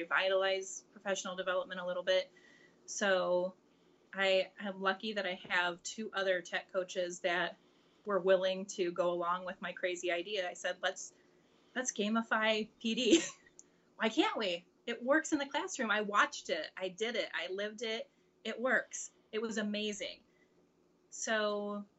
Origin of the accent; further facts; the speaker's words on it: Central Illinois, United States; I am from Central Illinois.